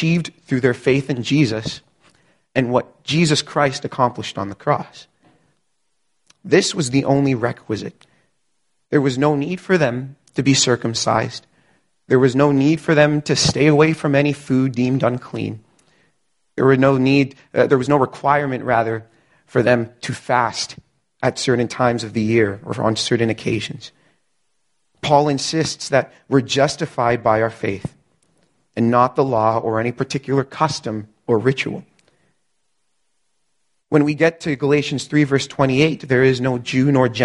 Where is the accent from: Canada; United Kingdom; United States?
Canada; I'm Canadian. All four of my grandparents immigrated from Barbados in the 60s.